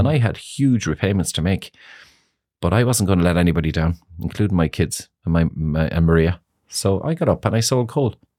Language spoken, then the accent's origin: English; Ireland; also born or lived in Moscow, Russia; We were very, very, very close family growing up in Greenfields